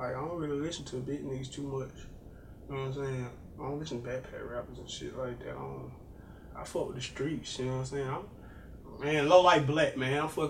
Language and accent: English; Las Vegas, Nevada, United States; I'm from everywhere. I'll tell you that. I'm from Las Vegas, man.